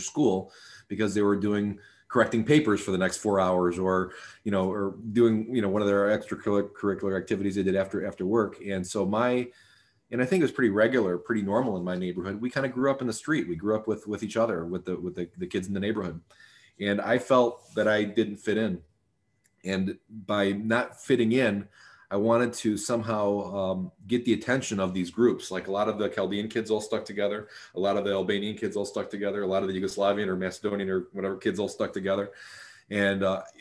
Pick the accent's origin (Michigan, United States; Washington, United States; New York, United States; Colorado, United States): Michigan, United States; Sterling Heights; I grew up in Sterling Heights, Michigan, which is a suburb of Detroit